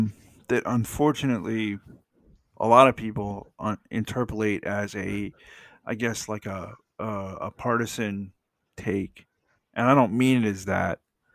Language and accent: English; Atlanta, Georgia, United States; also born or lived in Florida; I grew up in Metro Atlanta, lived here basically my whole life